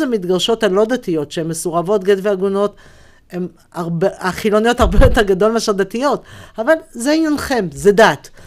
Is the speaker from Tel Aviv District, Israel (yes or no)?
no; Jerusalem, Jerusalem District, Israel; כשאני גדלתי במאה שערים